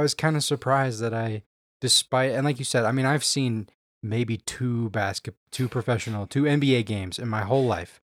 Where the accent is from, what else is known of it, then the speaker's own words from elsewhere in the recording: Houston, Texas, United States; I grew up in Houston